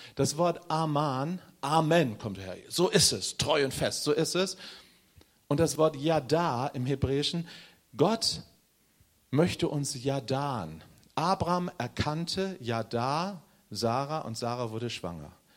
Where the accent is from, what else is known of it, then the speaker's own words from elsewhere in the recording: Northern Germany, Germany; ich bin Norddeutscher